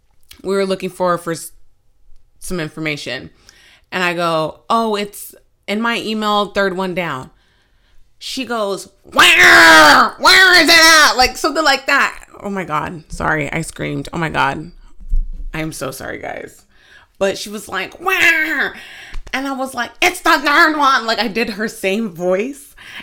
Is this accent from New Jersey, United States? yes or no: yes; New Jersey, United States; Sometimes I can, you know, I'm from New Jersey, so I can get a little, I could sound a little rude is basically what she was saying.